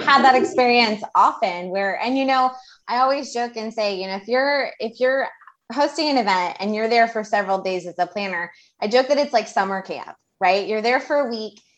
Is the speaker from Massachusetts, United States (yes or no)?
no; Houston, Texas, United States; Amanda and I grew up in Houston